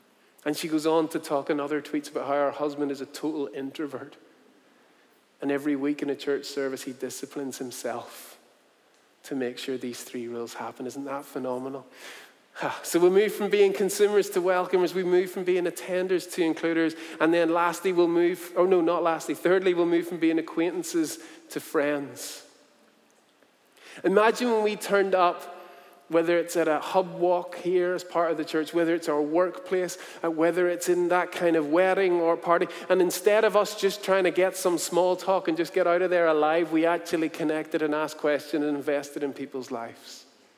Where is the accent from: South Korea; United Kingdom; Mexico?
South Korea; I said, you know what, I'm from Korea, so not too far away.